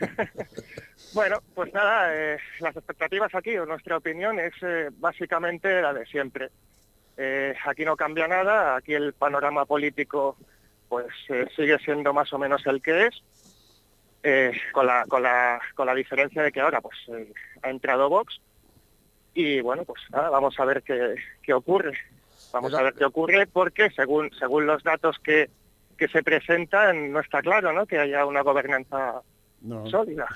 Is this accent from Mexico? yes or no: no; Barcelona, Catalonia, Spain; yo he nacido también aquí en Cataluña, en Barcelona